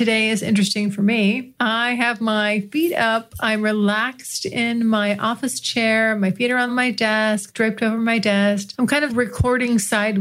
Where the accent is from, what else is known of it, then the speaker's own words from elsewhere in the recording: United States; accent: American; my American accent